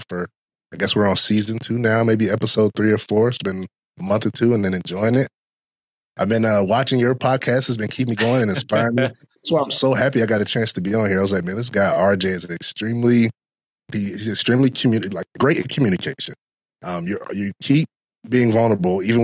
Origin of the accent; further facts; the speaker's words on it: Durham, North Carolina, United States; moved away as an adult; now in Hampton Roads, United States; I'm actually from Durham, North Carolina, the Bull City is what we affectionately call it.